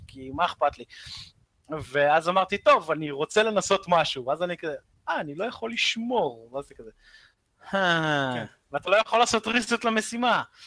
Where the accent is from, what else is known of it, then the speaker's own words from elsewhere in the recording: Israel; אנחנו ישראלים